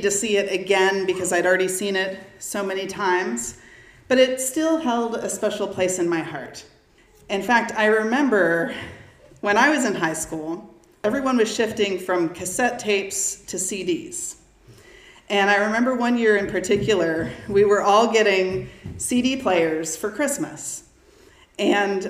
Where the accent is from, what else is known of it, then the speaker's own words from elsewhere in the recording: Round Rock, Texas, United States; I grew up in the Round Rock School District